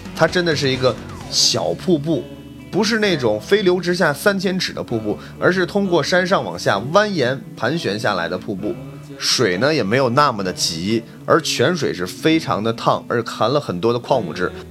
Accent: China; 我是一个中国人

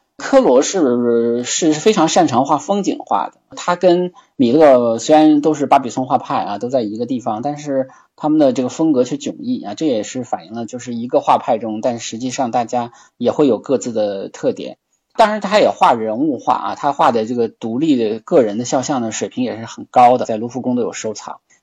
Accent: China; 我们中国人会，都会很喜欢啊

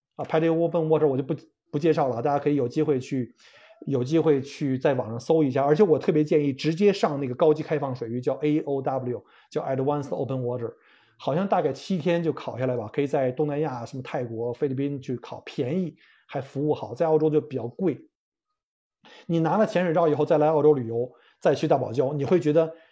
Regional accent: China; 我们中国人

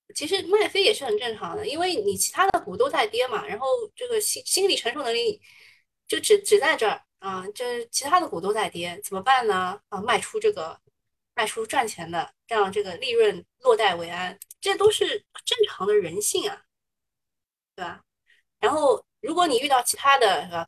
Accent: China; 我们中国人还是比较吃后面那一套的

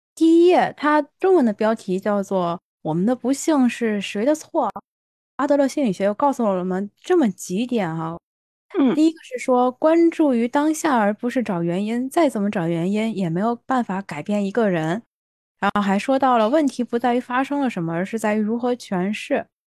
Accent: China; moved away as an adult; now in Japan; 我们国内

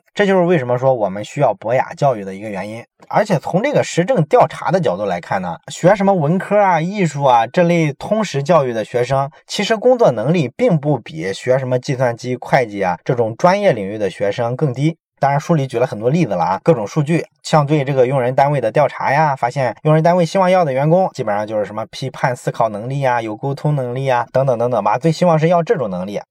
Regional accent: China; 我们中国人

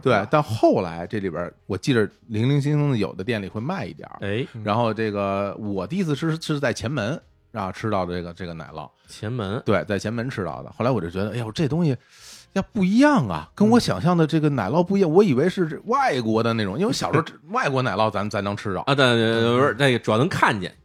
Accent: Beijing, China; 因为我小时候住在北城啊，就是住在朝阳区啊

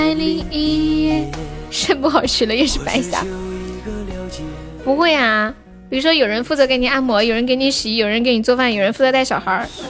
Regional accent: Xi'an, Shaanxi, China; 你是西安的呀？我也是西安的。

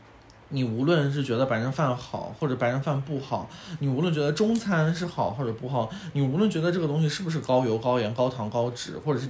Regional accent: China; 嗯，天哪，我觉得就是我们中国人其实对可乐的需求量没有欧美人那么

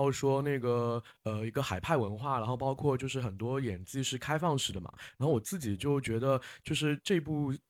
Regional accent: Shanghai, China; 但是我自己作为上海人，我是觉得那个。场景就是描绘的很微妙

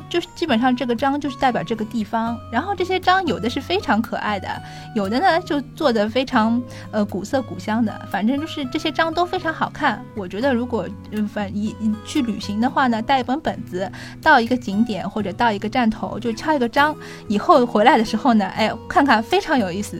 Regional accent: Shanghai, China; 我们上海人

